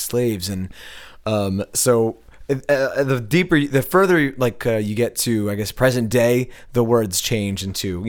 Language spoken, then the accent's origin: English; United States; we're American